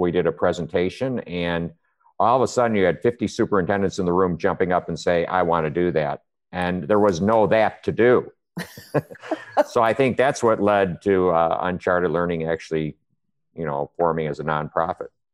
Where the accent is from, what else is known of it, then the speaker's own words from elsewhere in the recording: Chicago, Illinois, United States; moved away as an adult; also born or lived in Hawaii; now in Austin, United States; originally I'm from Chicago